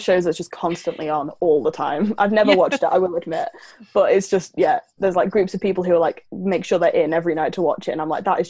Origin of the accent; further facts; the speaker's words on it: Lancaster, North West England, United Kingdom; accent: northern; everyone always assumes I'm Australian because for some reason, northern accents sound like Australian accents. But no, I'm from the north of England, just south of the Lake District in a city called Lancaster.